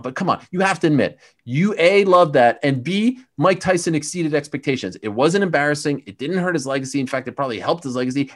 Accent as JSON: {"language": "English", "town": "Montreal", "region": "Quebec", "country": "Canada", "tie": "born or raised there", "moved": "yes", "said": "I grew up in Montreal, which is one of the all-time great fight towns"}